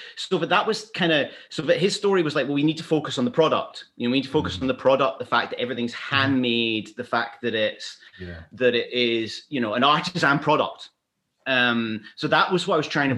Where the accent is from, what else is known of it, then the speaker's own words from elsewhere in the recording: Glasgow, Scotland, United Kingdom; also born or lived in London; now in Edinburgh, United Kingdom; I was born in Glasgow